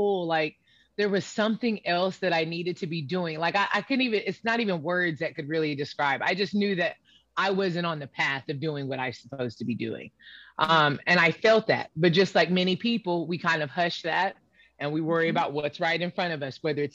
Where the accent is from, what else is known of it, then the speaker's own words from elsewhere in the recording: Pensacola, Florida, United States; I grew up in Pensacola, Florida.